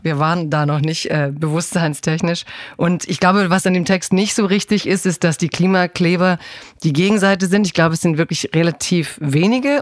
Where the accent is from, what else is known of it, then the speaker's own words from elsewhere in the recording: Stuttgart, Baden-Württemberg, Germany; Ich komme aus einer Autostadt. Also ich komme ja eigentlich aus Stimmt. Stuttgart